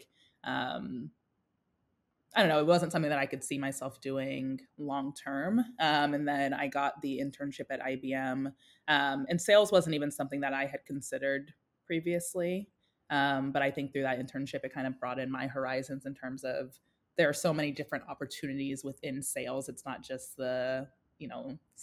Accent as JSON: {"language": "English", "town": "Winston-Salem", "region": "North Carolina", "country": "United States", "tie": "born or raised there", "also_born_or_lived": "Atlanta, Georgia", "said": "I immigrated to the U.S., specifically North Carolina, when I was 2. So I grew up in Winston-Salem, North Carolina, with my family"}